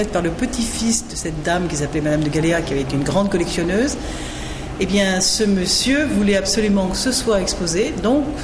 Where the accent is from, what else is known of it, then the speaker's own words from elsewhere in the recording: Monaco; Oui, je suis monégasque moi mais il n'y a pas que des monégasques au musée